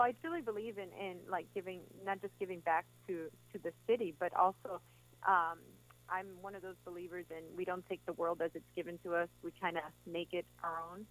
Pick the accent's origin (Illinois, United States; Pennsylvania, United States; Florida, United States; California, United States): Florida, United States; Miami; also born or lived in Chicago; I'm from Chicago, but uh, raised in Miami